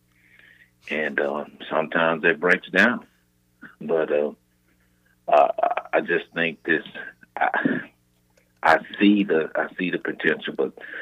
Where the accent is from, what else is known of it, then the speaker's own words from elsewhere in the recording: Texas, United States; I'm from Texas